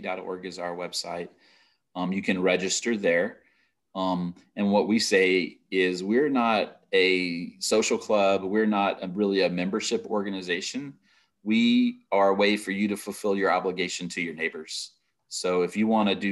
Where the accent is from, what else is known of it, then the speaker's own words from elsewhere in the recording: Lake Charles, Louisiana, United States; But Lake Charles is my hometown. I left there in 1983 when I was 13 years old